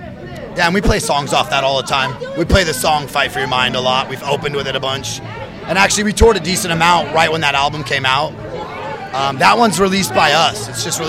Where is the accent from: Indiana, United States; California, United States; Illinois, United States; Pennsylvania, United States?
California, United States; Santa Rosa; We're from the top of California